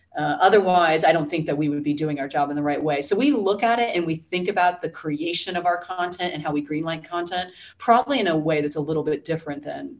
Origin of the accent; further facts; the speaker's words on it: New Jersey, United States; But I mean, again, I'm from the Jersey Shore.